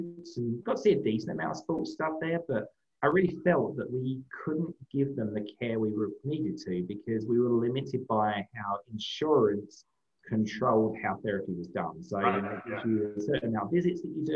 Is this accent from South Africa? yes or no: no; London, United Kingdom; moved away as an adult; now in United States; I grew up in London, England. City boy